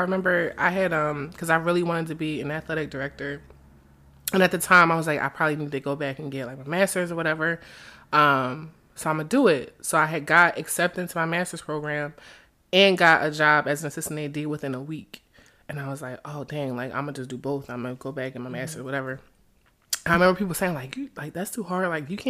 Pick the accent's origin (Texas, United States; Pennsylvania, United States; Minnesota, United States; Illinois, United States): Pennsylvania, United States; Philadelphia; You know, I come from Philly. I love my city, but it's different here.